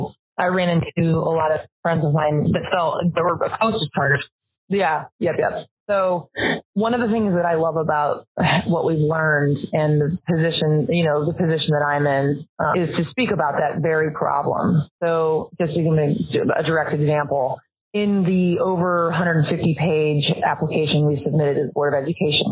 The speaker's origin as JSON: {"language": "English", "town": "St. Louis", "region": "Missouri", "country": "United States", "said": "I'm from St. Louis, which is highly segregated"}